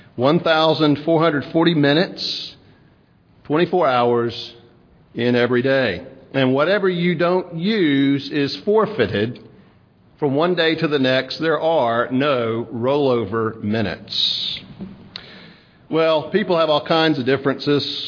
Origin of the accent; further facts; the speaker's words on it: South Mississippi, United States; moved away; growing up in South Mississippi, raking up pine straw